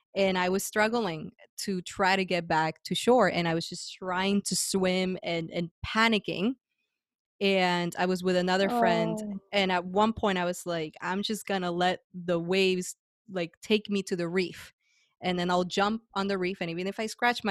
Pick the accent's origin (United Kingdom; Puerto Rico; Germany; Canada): Puerto Rico; Guaynabo; moved away as an adult; also born or lived in San Juan; I was born and raised there. I left at 25, so my entire life